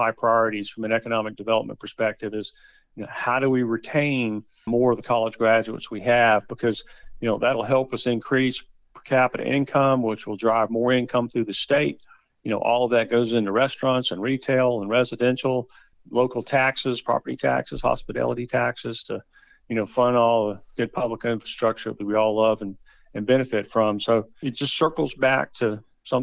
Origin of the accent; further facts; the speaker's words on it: Charleston, South Carolina, United States; now in Greenville, United States; I grew up in Charleston.